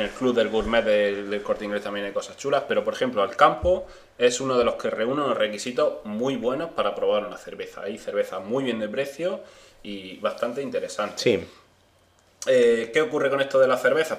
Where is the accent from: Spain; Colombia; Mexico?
Spain; eastern Andalusia; A nosotros, lo de la zona este, la zona oriental.